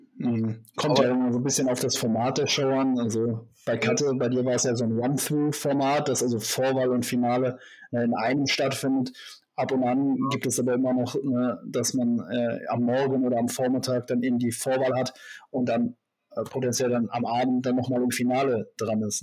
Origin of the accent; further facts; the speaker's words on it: Germany; hier bei uns in Deutschland